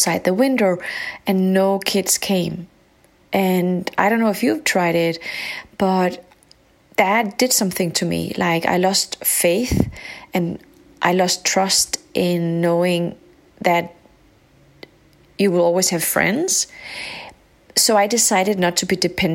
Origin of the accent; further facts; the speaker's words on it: Denmark; also born or lived in Morocco; When I grew up, I was living in a very white community in a small country up north called Denmark.